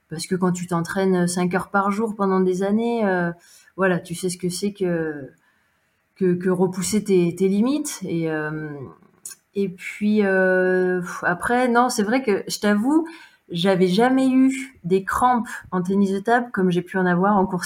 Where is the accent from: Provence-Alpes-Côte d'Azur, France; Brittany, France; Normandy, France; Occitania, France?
Occitania, France; Montpellier; j'ai 34 ans et 35 ans la semaine prochaine d'ailleurs. je suis originaire de Montpellier.